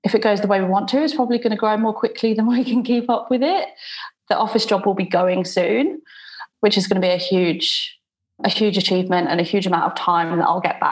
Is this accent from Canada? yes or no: no; United Kingdom; now in Perth, Australia; I'm originally from the UK. You can probably tell by my accent